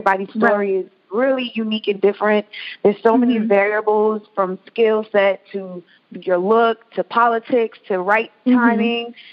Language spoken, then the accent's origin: English; Atlanta, Georgia, United States; a girl growing up in Atlanta dancing